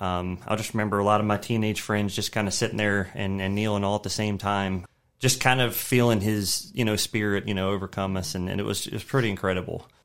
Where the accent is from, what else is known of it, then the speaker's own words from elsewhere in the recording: Shenandoah Valley, Virginia, United States; also born or lived in Maryland; I was born in Maryland, but moved down to the Shenandoah Valley when I was three